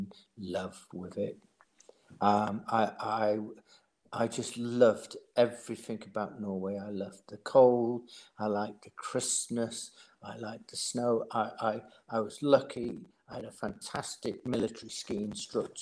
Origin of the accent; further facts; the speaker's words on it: Doncaster, Yorkshire and the Humber, United Kingdom; moved away; I grew up in Doncaster